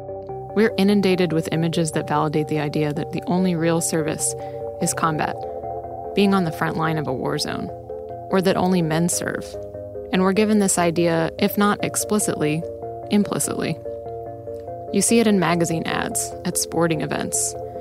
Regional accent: New York, United States; I grew up in New York and I graduated high school in 2002.

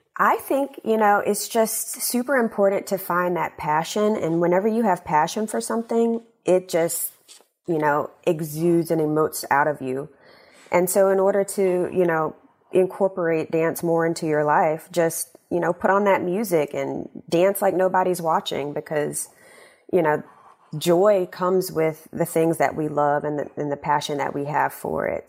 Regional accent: Shreveport, Louisiana, United States; moved away as an adult; also born or lived in New York; now in Washington, United States; my hometown of Shreveport

